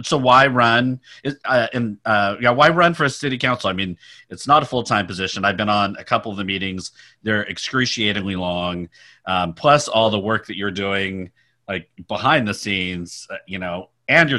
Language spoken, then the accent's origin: English; Sacramento, California, United States; also born or lived in Stockton, California / San Francisco, California; now in Palo Alto, United States; I grew up in Sacramento and Stockton.